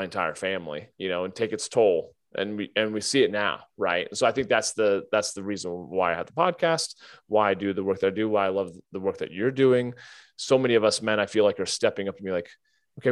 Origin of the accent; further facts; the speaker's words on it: United States; growing up in America and being white and Christian and educated